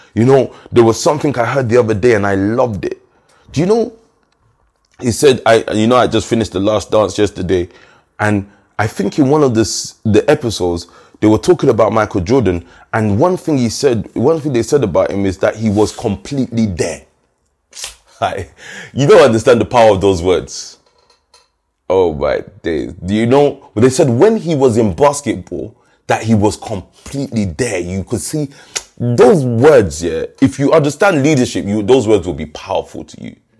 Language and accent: English; London, United Kingdom; I remember us growing up in Stockwell